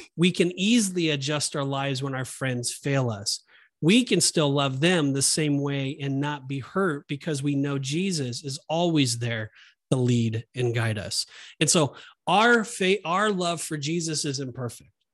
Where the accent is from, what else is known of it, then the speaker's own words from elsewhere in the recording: Southern California, United States; when I grew up in Southern California, um, that was our home church